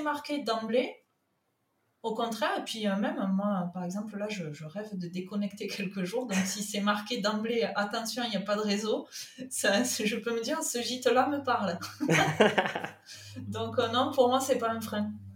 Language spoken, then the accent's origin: French; Toulouse, Occitania, France; accent: southern; moved away as an adult; now in Sète, France; Mon accent me trahit, il est du sud. Non. Euh, moi je suis un produit local toulousain